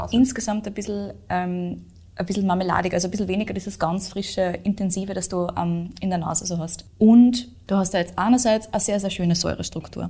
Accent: Austria; bei uns in Österreich

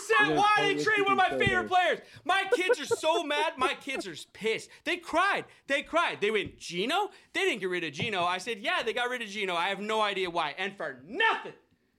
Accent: Seattle, Washington, United States; I'm from Seattle, and I love them

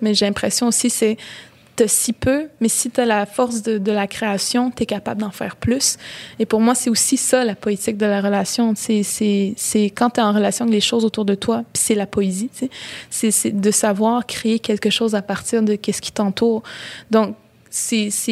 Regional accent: Baie-Comeau, Quebec, Canada; j'ai grandi à Bécomo, dans la ville

